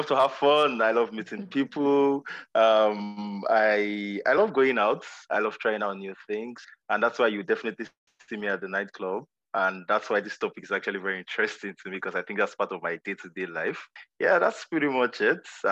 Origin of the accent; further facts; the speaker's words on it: Badagry, Lagos, Nigeria; I'm from Badagry, a very beautiful city in Lagos State, Nigeria, West Africa.